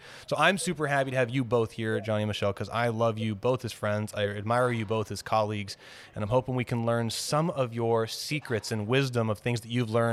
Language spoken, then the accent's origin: English; Canada; being Canadian